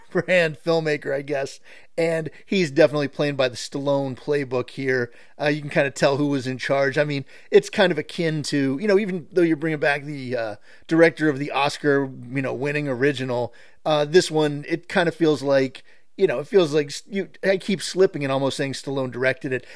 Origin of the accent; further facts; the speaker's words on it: Pittsburgh, Pennsylvania, United States; I'm growing up in Pittsburgh